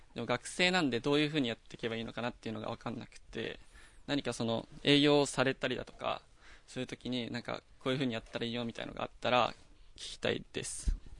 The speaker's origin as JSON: {"language": "Japanese", "region": "Toyama", "country": "Japan", "tie": "born or raised there", "moved": "yes", "said": "僕あの富山県出身"}